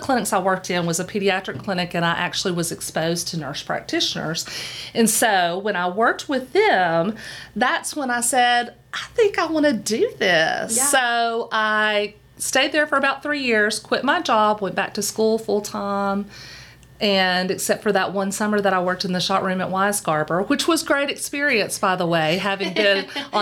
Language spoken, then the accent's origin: English; Knoxville, Tennessee, United States; Came back to Knoxville, which is, I'm from here. I'm from Knoxville